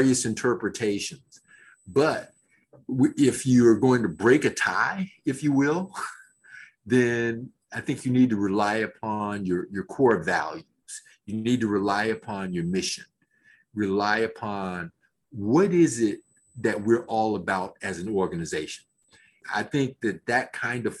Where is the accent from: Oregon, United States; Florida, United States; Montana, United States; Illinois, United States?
Florida, United States; Fort Lauderdale; also born or lived in Birmingham, Alabama; I'm blessed to have both of my parents still living in South Florida, where I grew up, and originally from Birmingham, Alabama, but grew up in Fort Lauderdale in that area